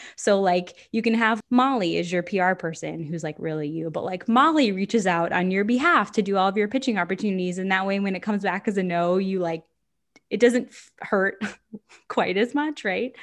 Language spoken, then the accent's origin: English; Florida, United States; moved away; I'm from Florida